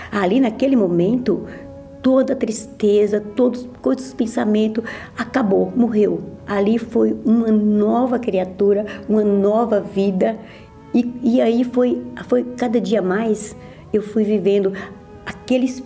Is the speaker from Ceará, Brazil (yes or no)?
no; Minas Gerais, Brazil; tenho 58 anos e sou de Minas Gerais e vim de uma família humilde